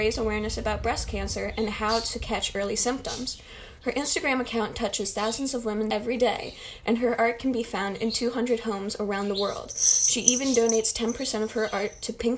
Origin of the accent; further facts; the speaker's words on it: United States; as an American